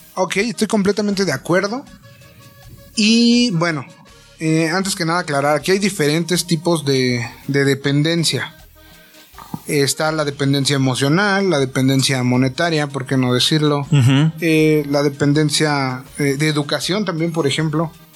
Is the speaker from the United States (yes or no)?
no; Mexico; como mexicanos